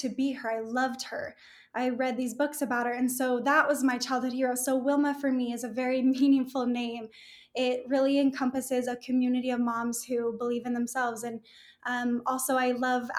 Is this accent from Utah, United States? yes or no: yes; Salt Lake City, Utah, United States; I grew up here in Salt Lake City.